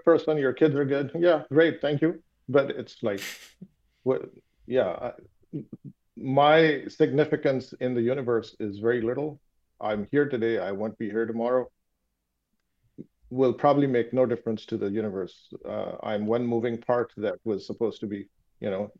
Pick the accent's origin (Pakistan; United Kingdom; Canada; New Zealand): Pakistan; first language Urdu; English is a second language; moved away; being from Pakistan, my native language is Urdu